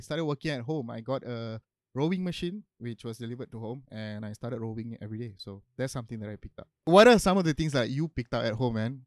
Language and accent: English; Johor Bahru, Johor, Malaysia; now in Kuala Lumpur, Malaysia; my hometown is in JB